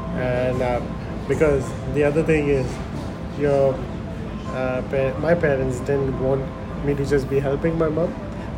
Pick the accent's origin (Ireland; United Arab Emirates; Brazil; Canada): United Arab Emirates; Dubai; Growing up, I grew up in Dubai. We used to go India only once a year during like school summer holidays.